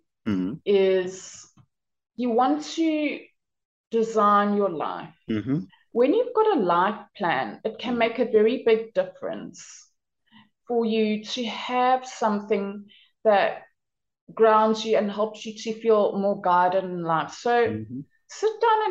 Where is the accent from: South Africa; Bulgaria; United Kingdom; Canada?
South Africa; Durban, KwaZulu-Natal; moved away as an adult; now in Denmark; I was born and raised in South Africa on the East Coast in a city called Durban in KwaZulu-Natal